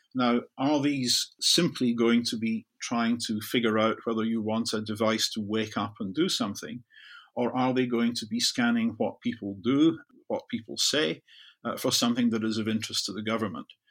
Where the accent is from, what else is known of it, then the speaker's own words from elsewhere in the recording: the west of Scotland, United Kingdom; I grew up in Zurich in the west of Scotland, where I could see a U S Polaris submarine base a couple of miles away out of my bedroom window.